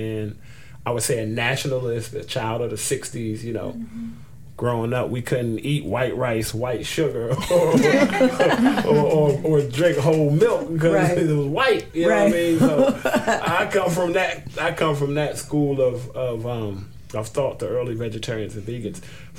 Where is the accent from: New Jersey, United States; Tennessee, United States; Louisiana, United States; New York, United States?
New Jersey, United States; Trenton; Being born and raised in Trenton.